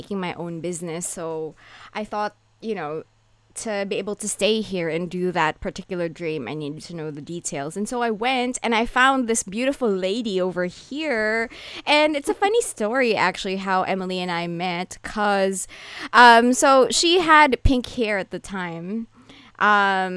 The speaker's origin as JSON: {"language": "English", "country": "Philippines", "tie": "born or raised there", "moved": "yes", "lives_now": "Japan", "said": "I am currently living in Japan, but I grew up in the Philippines"}